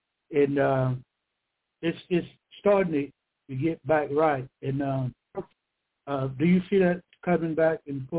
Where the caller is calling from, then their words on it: Georgia, United States; I'm calling from Georgia.